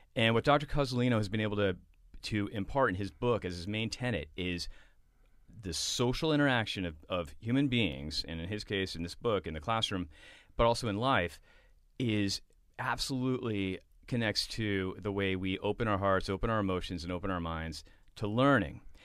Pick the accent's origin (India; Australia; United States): United States; Boston, Massachusetts; back from London to Boston, where I grew up.